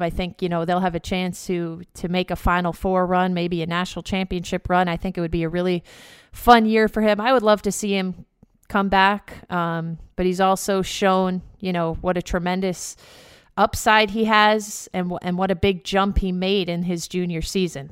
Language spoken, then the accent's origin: English; White Plains, New York, United States; in my hometown of White Plains, New York, about 30 minutes outside of the city